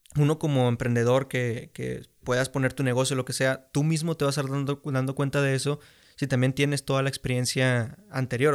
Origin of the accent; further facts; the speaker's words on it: Mexico; tenemos aquí como mexicanos